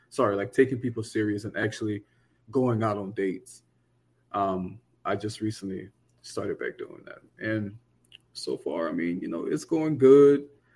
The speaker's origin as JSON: {"language": "English", "region": "the South", "country": "United States", "said": "You know, he was very aggressive, and you know me, I'm from the South. You know, I'm not overly aggressive."}